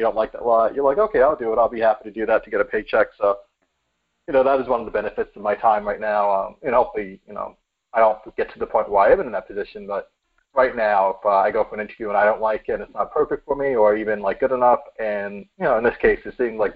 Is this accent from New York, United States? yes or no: yes; New York City, New York, United States; now in Connecticut, United States; I am from New York City originally, Bronx, New York